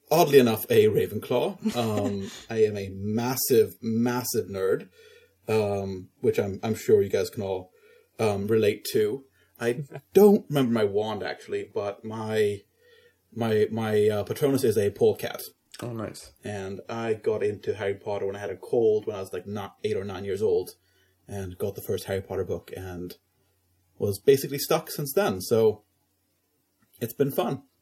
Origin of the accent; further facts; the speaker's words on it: Stockholm, Stockholm County, Sweden; I am from Stockholm. I am a Swedish Canadian based in, in Sweden.